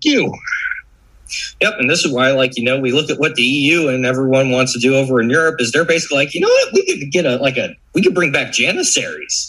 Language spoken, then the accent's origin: English; Florida, United States; growing up in Florida